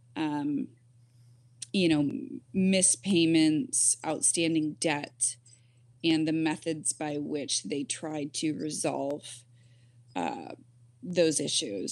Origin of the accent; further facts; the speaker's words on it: Michigan, United States; I grew up in Michigan